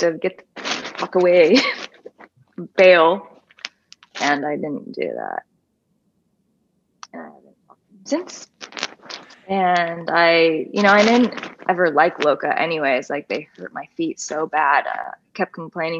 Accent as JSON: {"language": "English", "town": "Atlanta", "region": "Georgia", "country": "United States", "tie": "born or raised there", "said": "my girlfriend, who I grew up with in Atlanta, Georgia, went to middle school and high school"}